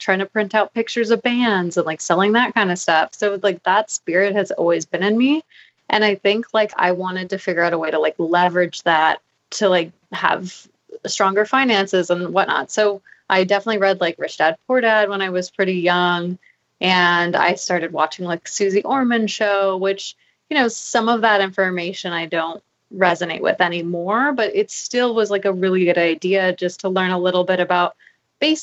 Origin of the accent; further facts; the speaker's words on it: Maui, Hawaii, United States; I grew up in Maui